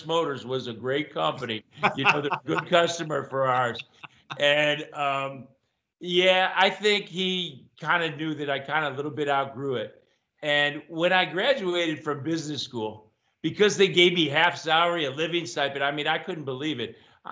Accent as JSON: {"language": "English", "region": "Ohio", "country": "United States", "tie": "born or raised there", "moved": "as an adult", "said": "I grew up in Ohio"}